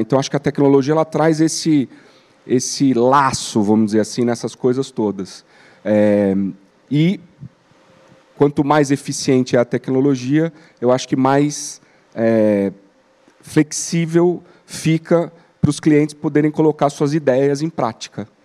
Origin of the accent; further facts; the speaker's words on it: Brazil; como brasileiro e como consumidor